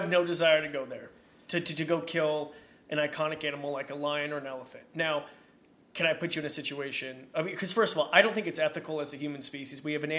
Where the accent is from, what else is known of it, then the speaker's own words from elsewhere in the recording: Robie Creek, Idaho, United States; I grew up in Roby Creek. And so we lived in a cabin